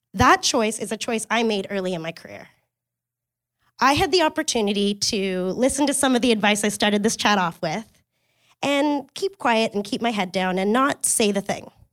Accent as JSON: {"language": "English", "town": "Kingston", "region": "Ontario", "country": "Canada", "tie": "born or raised there", "said": "I grew up in Kingston, Ontario"}